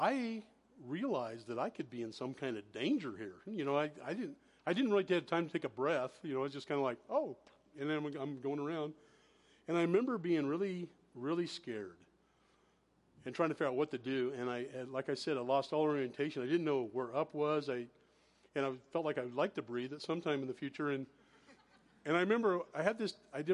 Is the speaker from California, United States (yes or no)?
yes; high Sierras, Northern California, United States; I grew up in Northern California in the high Sierras up in the mountains